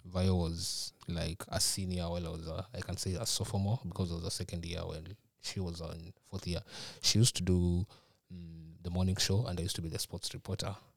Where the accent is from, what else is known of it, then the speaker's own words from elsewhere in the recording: Nairobi, Kenya; moved away as an adult; now in Minnesota, United States; I'm from, uh, Nairobi, Kenya.